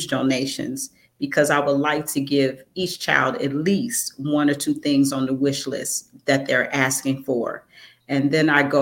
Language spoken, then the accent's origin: English; Chicago, Illinois, United States; I am from Chicago.